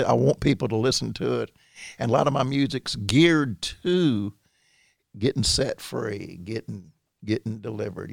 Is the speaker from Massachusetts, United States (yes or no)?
no; Midfield, Alabama, United States; I grew up with in Midfield